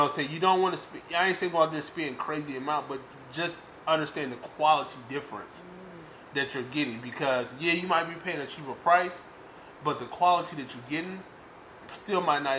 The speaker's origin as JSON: {"language": "English", "town": "Detroit", "region": "Michigan", "country": "United States", "tie": "born or raised there", "said": "So we grew up, like I said, in Detroit. I'm from Detroit. Grew up in the hood."}